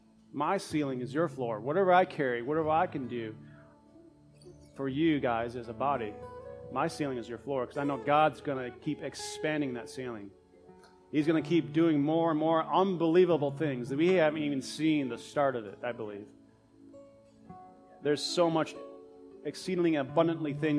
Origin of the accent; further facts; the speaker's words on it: United States; I'm from the United States.